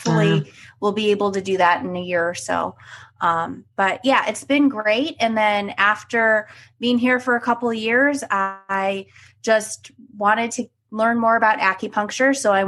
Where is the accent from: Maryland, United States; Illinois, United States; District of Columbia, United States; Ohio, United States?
Ohio, United States; Cleveland; So yes, I'm originally from Cleveland. I went to the Ohio State University for undergrad and vet school.